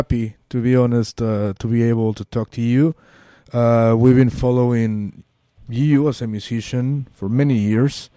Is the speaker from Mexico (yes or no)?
yes; Mexico City, Mexico; I'm from Mexico City, so, you know, like you, I grew up listening to music in English